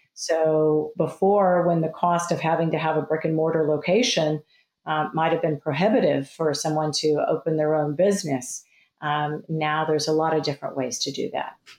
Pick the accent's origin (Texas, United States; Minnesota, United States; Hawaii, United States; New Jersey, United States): Texas, United States; moved away as an adult; I grew up in Texas